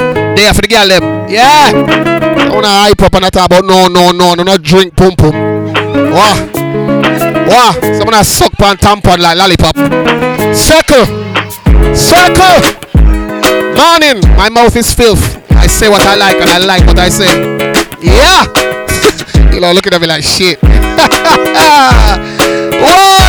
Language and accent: English; London, United Kingdom; I'm from London